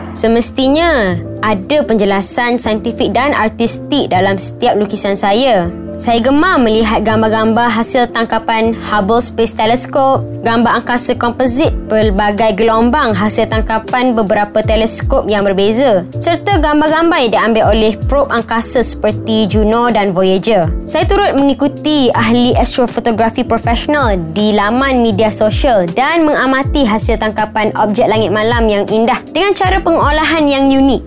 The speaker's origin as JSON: {"language": "Malay", "town": "Kota Bharu", "region": "Kelantan", "country": "Malaysia", "tie": "born or raised there", "said": "Saya dilahirkan di Kota Kinabalu Sabah dan membesar di Kota Baru Kelantan."}